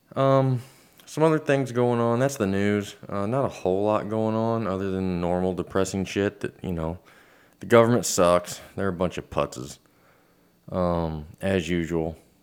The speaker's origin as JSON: {"language": "English", "country": "United States", "said": "We're American."}